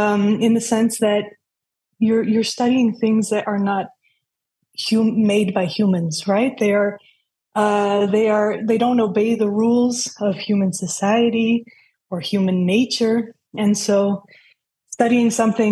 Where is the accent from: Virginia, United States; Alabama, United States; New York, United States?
New York, United States; And so I grew up in New York in a very multicultural environment.